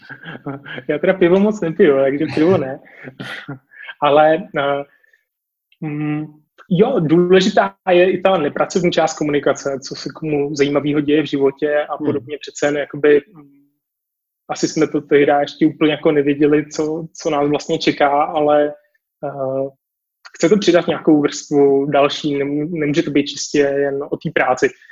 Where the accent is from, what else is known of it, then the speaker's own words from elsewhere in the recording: Prague, Czechia; já jsem z Prahy